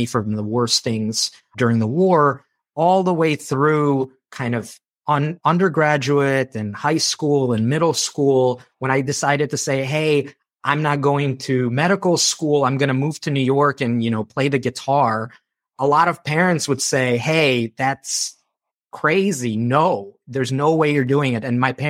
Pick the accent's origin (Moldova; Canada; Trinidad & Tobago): Moldova; moved away; I'm a war refugee. So when I came from Moldova, it was because there was a civil war that broke out there.